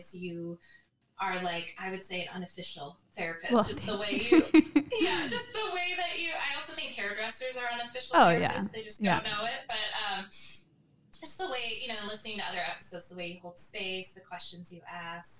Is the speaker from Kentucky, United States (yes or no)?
no; rural Minnesota, United States; now in San Diego, United States; we're both originally from Minnesota